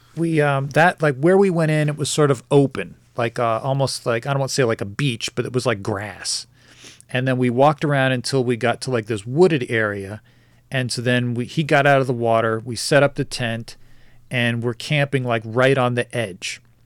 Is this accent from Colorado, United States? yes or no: no; New Jersey, United States; moved away; I lived in New Jersey. I grew up in New Jersey.